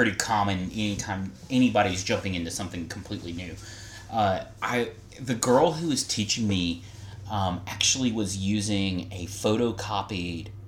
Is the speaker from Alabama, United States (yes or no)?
yes; Alabama, United States; moved away; I'm from Alabama